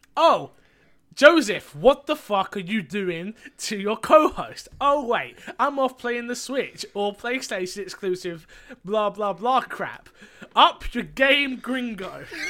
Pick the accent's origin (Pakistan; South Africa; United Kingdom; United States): United Kingdom; London; I'm from London